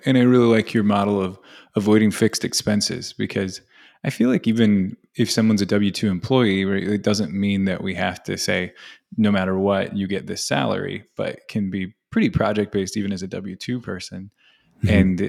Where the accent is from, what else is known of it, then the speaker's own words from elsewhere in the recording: Virginia, United States; I'm from Virginia, so I think of our little mountains over there.